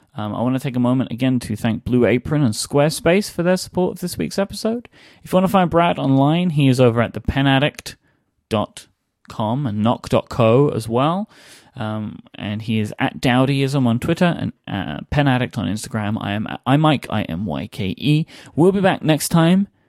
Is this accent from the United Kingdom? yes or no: yes; London, United Kingdom; my, my hometown